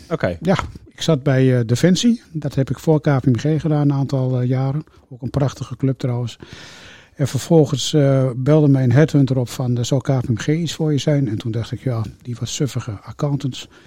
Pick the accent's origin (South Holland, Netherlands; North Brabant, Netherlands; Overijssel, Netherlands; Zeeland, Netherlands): Overijssel, Netherlands; Ik kom uit Twente.